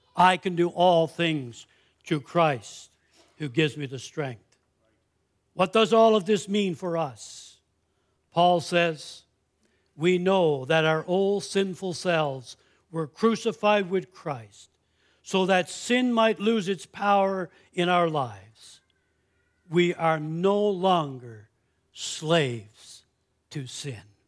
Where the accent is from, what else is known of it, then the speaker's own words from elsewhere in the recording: Canada; I'm a Canadian citizen.